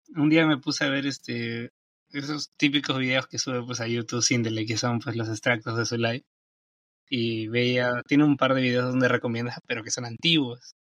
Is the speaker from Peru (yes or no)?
yes; Peru; soy de Perú y acá son las 8 y 50